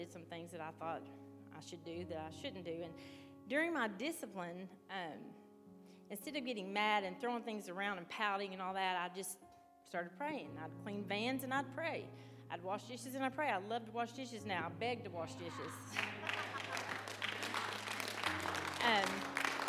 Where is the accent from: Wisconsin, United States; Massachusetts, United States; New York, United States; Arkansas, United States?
Arkansas, United States; moved away as an adult; now in West Virginia, United States; I'm from Arkansas also